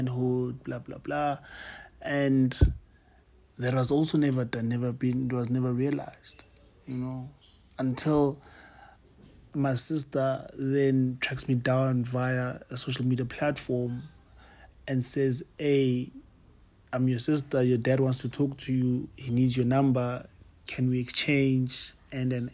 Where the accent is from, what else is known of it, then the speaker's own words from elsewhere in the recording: Johannesburg, Gauteng, South Africa; I grew up in Pimville